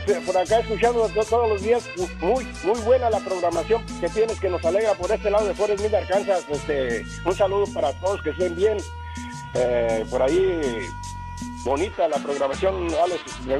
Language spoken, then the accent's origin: Spanish; Michoacán, Mexico; now in Denver, United States; Somos de Michoacán, pero estamos radicando en Denver.